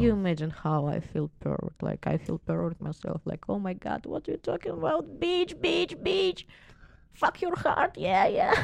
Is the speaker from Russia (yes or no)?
yes; Moscow, Russia; English is a second language; now in California, United States; I'm from Moscow